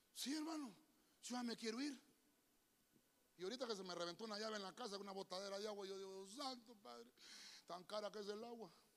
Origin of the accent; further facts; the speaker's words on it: San Pedro Sula, Cortés, Honduras; Yo soy de San Pedro. San Pedro Sauna